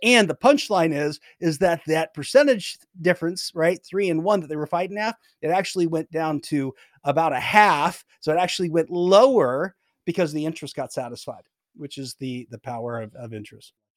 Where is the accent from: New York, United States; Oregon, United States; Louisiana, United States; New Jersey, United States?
Oregon, United States; I grew up in Oregon